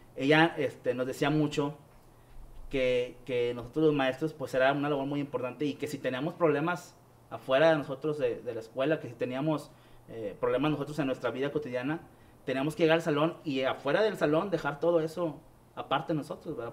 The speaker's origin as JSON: {"language": "Spanish", "town": "Guadalupe", "region": "Nuevo León", "country": "Mexico", "tie": "born or raised there", "said": "soy aquí de Monterrey"}